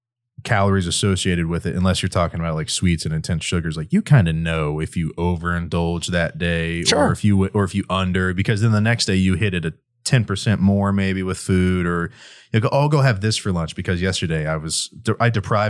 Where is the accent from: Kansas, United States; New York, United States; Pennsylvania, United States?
Kansas, United States; Growing up, my parents. Okay, we're from Kansas.